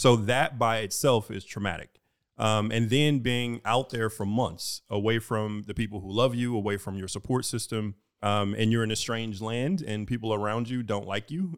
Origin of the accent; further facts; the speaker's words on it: Houston, Texas, United States; moved away as an adult; I am from Houston